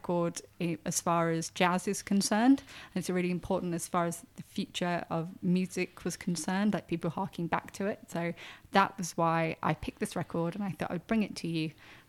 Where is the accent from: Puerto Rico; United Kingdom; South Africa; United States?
United Kingdom; I'm quite British, so...